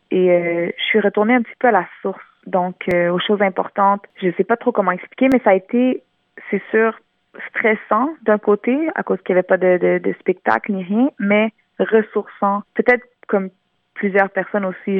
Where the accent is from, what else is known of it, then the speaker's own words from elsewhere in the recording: Montreal, Quebec, Canada; first language French; née à Montréal, j'ai grandi à Montréal